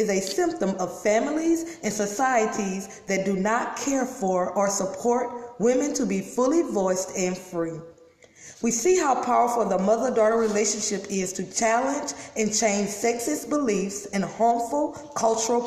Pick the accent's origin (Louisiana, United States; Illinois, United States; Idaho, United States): Louisiana, United States; I'm from Louisiana